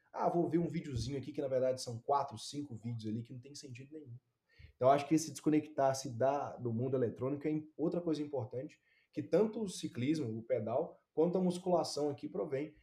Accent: Ipatinga, Minas Gerais, Brazil; moved away; Patinga eu estou acostumado com temperatura. Minha cidade natal

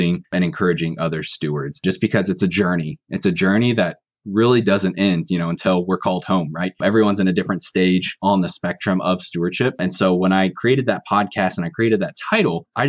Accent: Kansas City, United States; now in Northwest Missouri, United States; I grew up in the kind of suburbs of Kansas City

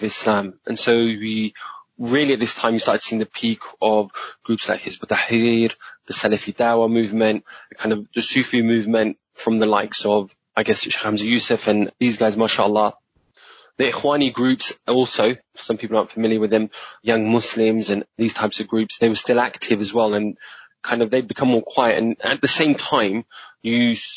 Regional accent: London, United Kingdom; also born or lived in Tooting; I was born and brought up in Streatham, which is not far

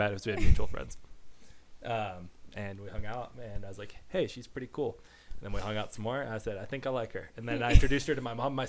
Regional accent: Pigeon Forge, Tennessee, United States; moved away as an adult; also born or lived in Pueblo, Colorado / Missouri; And I was in Missouri for a few years, and then spent like ages 4 through 22 in Tennessee.

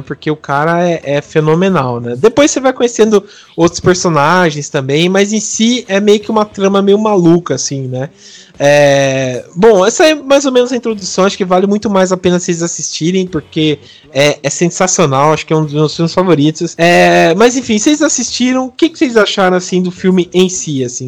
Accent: interior of São Paulo, Brazil; eu sou aqui do interior de São Paulo

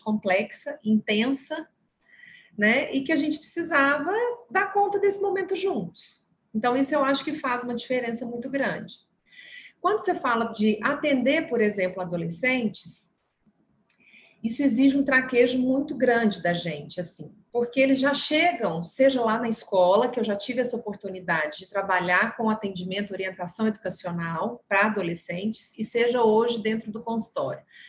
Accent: Minas Gerais, Brazil; accent: mineiro; um mineirinho lá do interior

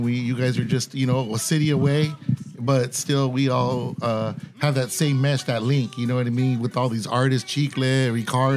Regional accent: National City, California, United States; also born or lived in Chula Vista; I grew up in National City, and then I moved to the South Bay, Chula Vista, and I mean, that's just home for me

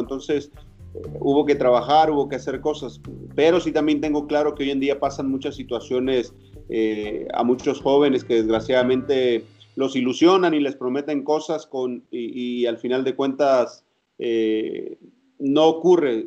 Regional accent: Estación Almoloya, Oaxaca, Mexico; mi pueblo se llama Estación Almoloya, Oaxaca

